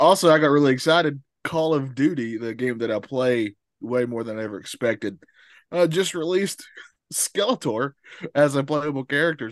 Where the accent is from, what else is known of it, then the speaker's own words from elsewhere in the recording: the South, United States; I'm from the South.